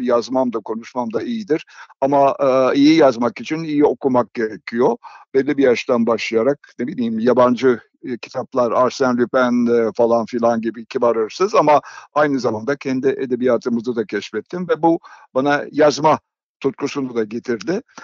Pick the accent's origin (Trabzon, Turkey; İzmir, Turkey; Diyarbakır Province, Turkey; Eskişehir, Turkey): İzmir, Turkey; moved away; Ben 1939 doğumluyum, doğumluyum ve İzmir'de karşıya kadar doğdum.